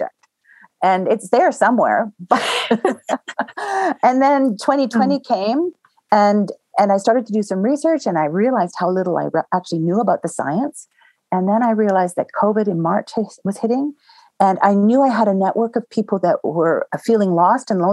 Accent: Southern Ontario, Canada; now in Banff, Canada; I grew up in Southern Ontario

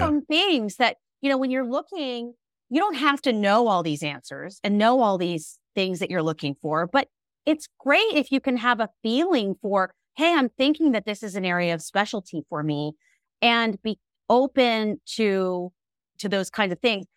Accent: Alexandria, Virginia, United States; my group practice in my hometown of Alexandria, Virginia

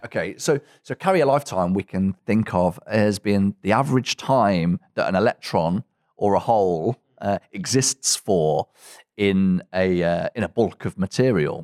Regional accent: Coventry, West Midlands, United Kingdom; I'm originally from Coventry in England

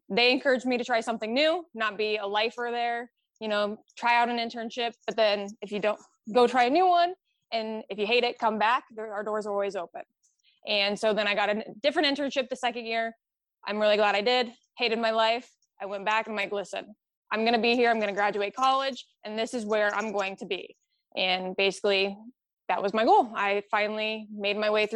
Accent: Southwest Iowa, United States; also born or lived in Ankeny, Iowa; I was born and raised in Southwest Iowa. Small little podunk town

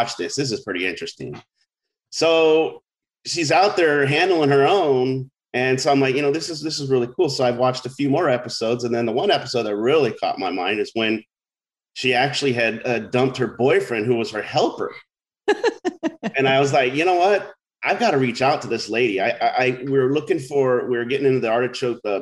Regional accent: Orange County, California, United States; moved away as an adult; also born or lived in San Luis Obispo; as a kid growing up in Orange County

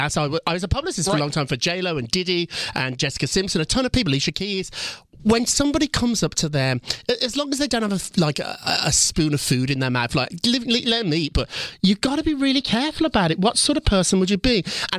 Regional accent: Birmingham, West Midlands, United Kingdom; I grew up in Birmingham, kind of a rough city in England. I say it's Chicago, but it's more like Detroit.

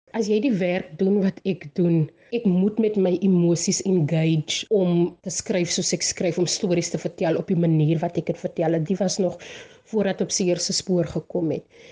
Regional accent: Bonnievale, Western Cape, South Africa; accent: Bonnievale brei; moved away as an adult; Ek is van Bonnievale, 'n plattelandse dorpie in die Wes-Kaap

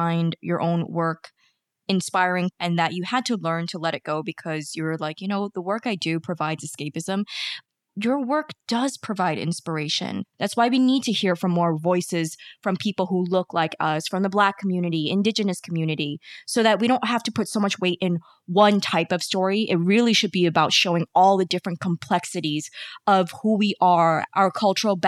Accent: New York, United States; I was born here in New York, my family being immigrants, coming here

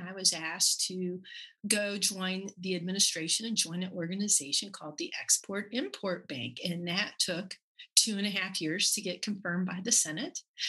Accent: Buckhannon, West Virginia, United States; moved away; I'm from Buchanan, West Virginia.

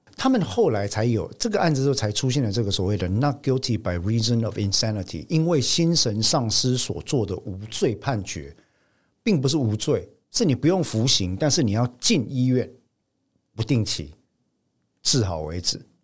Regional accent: Taiwan; 我们台湾人

